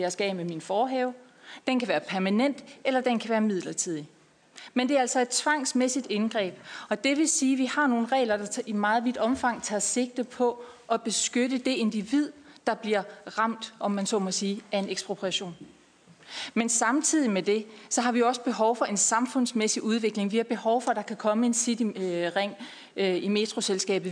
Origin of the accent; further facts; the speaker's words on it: Denmark; jeg er fra Jylland